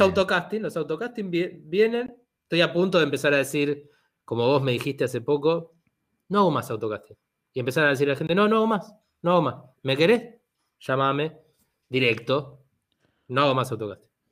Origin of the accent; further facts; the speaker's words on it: Argentina; soy argentino o soy a lo sumo un italiano